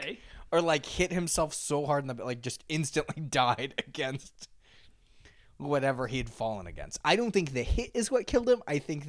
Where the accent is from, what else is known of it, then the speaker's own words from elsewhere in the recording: United States; I'm an American.